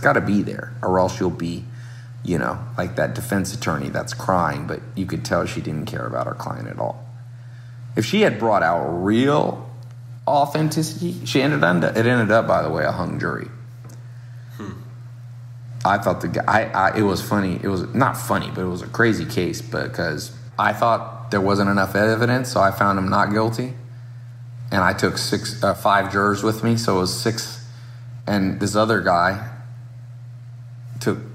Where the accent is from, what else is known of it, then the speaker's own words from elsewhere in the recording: Long Beach, California, United States; I grew up around in Southern California, born in Long Beach